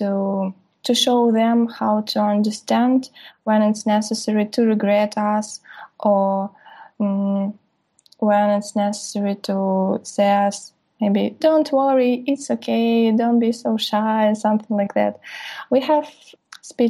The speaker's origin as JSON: {"language": "English", "country": "Russia", "said": "I'm from Russia, from Siberian State Aerospace University"}